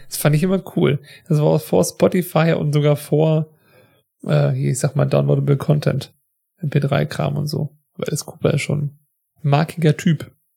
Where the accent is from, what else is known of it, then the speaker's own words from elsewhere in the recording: Germany; wir sind ja beide aus Deutschland